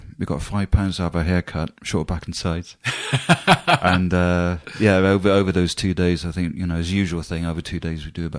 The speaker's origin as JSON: {"language": "English", "town": "Swindon", "region": "South West England", "country": "United Kingdom", "tie": "born or raised there", "said": "the most I got from it was from joining a group in my hometown of Swindon."}